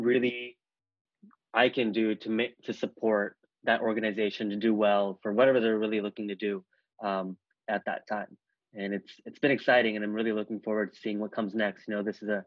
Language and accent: English; Bay Area, California, United States; I grew up in the Bay Area